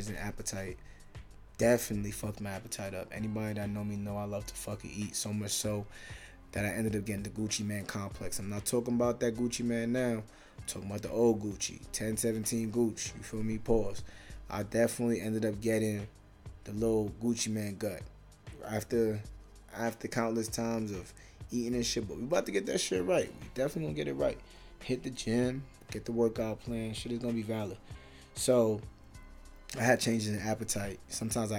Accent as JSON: {"language": "English", "region": "New York", "country": "United States", "moved": "as an adult", "lives_now": "South Dakota, United States", "said": "I'm from New York"}